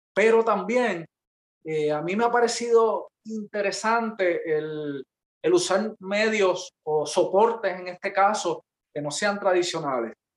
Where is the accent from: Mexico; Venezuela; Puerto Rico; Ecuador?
Puerto Rico; Peñuelas; also born or lived in Ponce; yo soy de Peñuelas